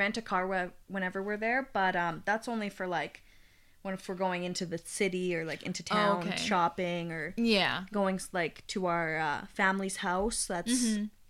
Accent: Canada; born or raised there

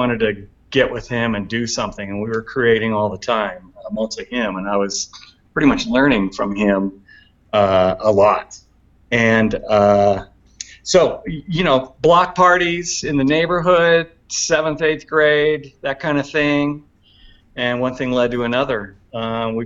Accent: Portland, Oregon, United States; now in Bend, United States; my hometown, Portland

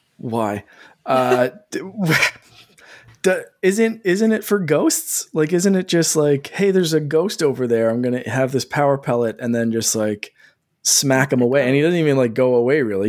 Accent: Canada; I'm Canadian

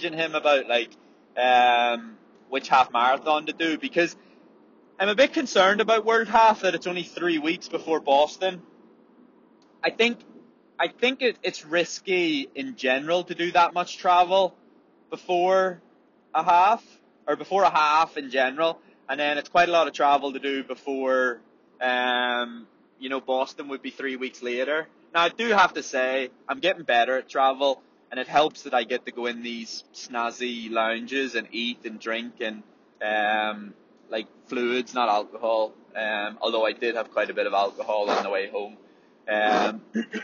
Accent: Ireland; as Irish people

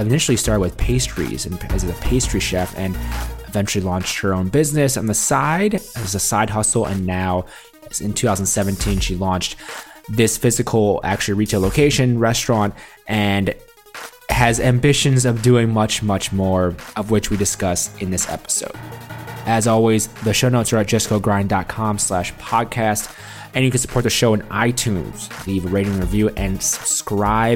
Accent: Milwaukee, Wisconsin, United States; in my hometown of Milwaukee, Wisconsin

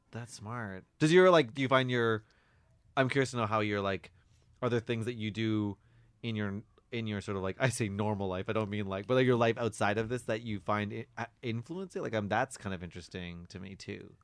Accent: Victoria, British Columbia, Canada; moved away as an adult; now in Toronto, Canada; grew up in Victoria

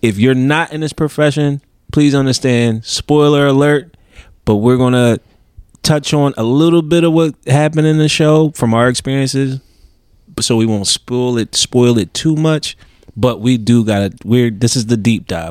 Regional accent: Philadelphia, Pennsylvania, United States; I'm from Philly.

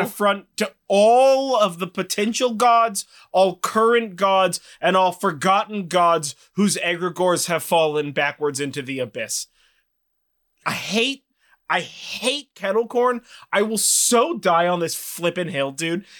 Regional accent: Sonoma, California, United States; now in Monte Rio, United States; I grew up in Sonoma.

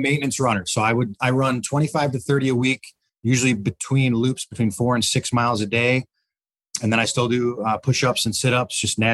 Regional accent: Detroit, Michigan, United States; I grew up in Detroit, Michigan, a little bit north, Troy, Bloomfield Hills, that kind of area

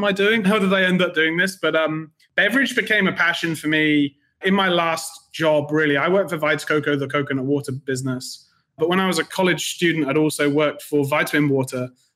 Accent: Midlands, United Kingdom; moved away as an adult; also born or lived in London; now in New York, United States; I'm originally from the UK, grew up in the Midlands there, moved to London, and then I moved here actually 2 years today to the US.

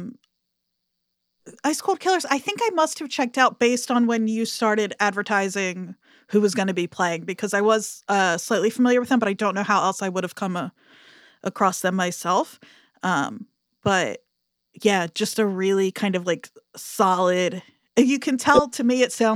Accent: New Jersey, United States; I'm from South Jersey

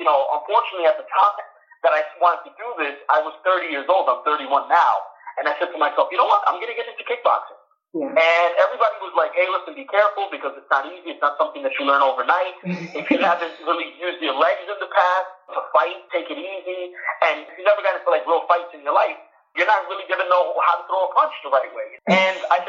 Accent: New York City, New York, United States; I was born and raised in New York City

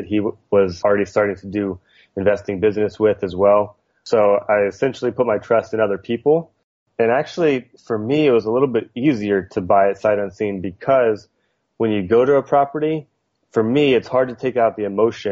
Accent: outside New Orleans, Louisiana, United States; moved away as an adult; now in Long Beach, United States; I grew up outside New Orleans, Louisiana, in a really small town

